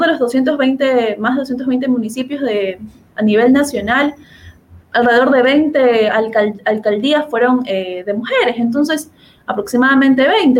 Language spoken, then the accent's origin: Spanish; Guayaquil, Guayas, Ecuador; de donde yo soy, de Guayaquil